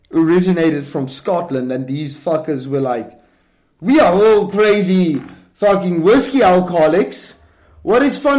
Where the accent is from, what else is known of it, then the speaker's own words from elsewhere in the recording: South Africa; I'm from South Africa